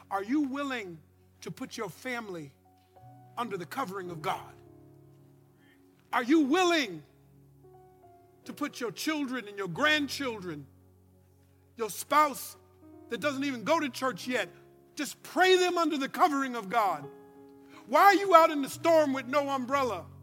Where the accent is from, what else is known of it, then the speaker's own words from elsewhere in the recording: Louisiana, United States; My, I come from Louisiana.